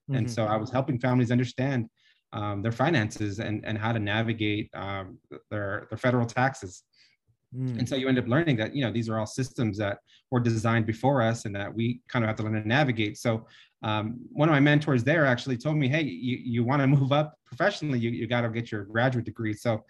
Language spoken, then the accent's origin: English; North Chicago, Illinois, United States; born there; now in Fontana, United States; I was born in North Chicago and they call it the Windy City. So coming to Fontana and living here